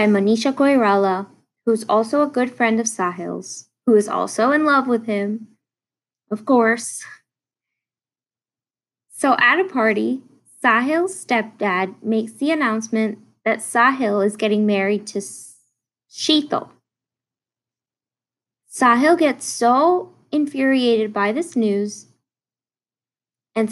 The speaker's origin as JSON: {"language": "English", "country": "United States", "said": "I am just a Bollywood fan from the States"}